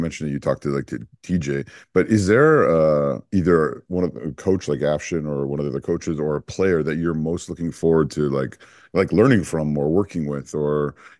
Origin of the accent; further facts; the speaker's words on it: Canada; Obviously, we're Canadian.